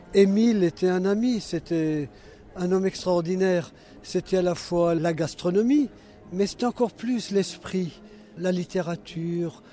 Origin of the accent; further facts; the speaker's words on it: Masevaux, Grand Est, France; Je suis né à Masvaux, donc au pied du ballon d'Alsace